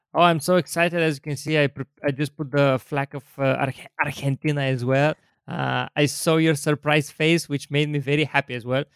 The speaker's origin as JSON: {"language": "English", "country": "Bulgaria", "said": "I'm from Bulgaria"}